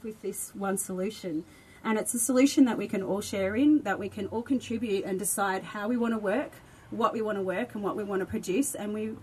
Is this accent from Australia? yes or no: yes; Sale, Victoria, Australia; I hail from Sale in East Gippsland